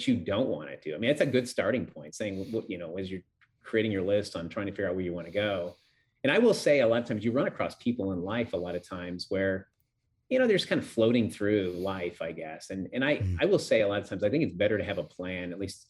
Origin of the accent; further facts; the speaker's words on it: Denver, Colorado, United States; also born or lived in Gunnison, Colorado; I grew up in Denver, Colorado.